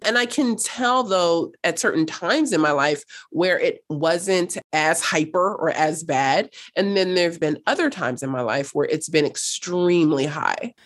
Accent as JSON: {"language": "English", "town": "Los Angeles", "region": "California", "country": "United States", "tie": "born or raised there", "also_born_or_lived": "North Hollywood, California / Cape Town, South Africa", "said": "I was raised in South Los Angeles. I grew up there until, gosh, I was about sixteen"}